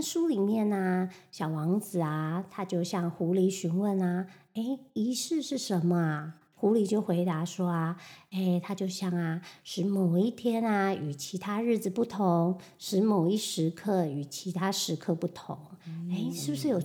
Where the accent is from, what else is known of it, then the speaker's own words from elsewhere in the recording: Taiwan; moved away as an adult; also born or lived in Taipei; now in New York, United States; 我来自台湾啊， 我们台湾这就是我们中秋节团圆赏月烤肉